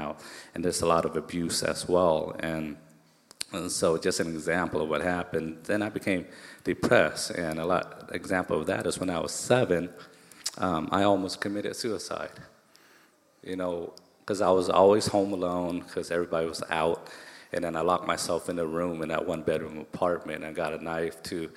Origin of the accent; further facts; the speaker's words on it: Tacoma, Washington, United States; also born or lived in Cambodia / Thailand; growing up in Hilltop, Tacoma